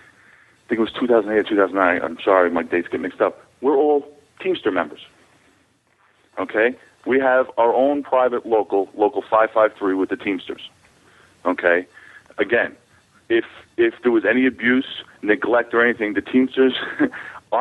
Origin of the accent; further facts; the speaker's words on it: New York City, New York, United States; I'm a New Yorker. I was born here, and I grew up in this business